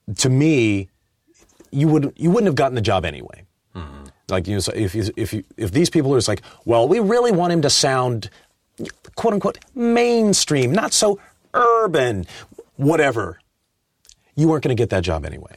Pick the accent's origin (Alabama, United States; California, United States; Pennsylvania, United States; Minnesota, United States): California, United States; Inglewood; I was raised in Inglewood, um, and, uh, my mom's from Arkansas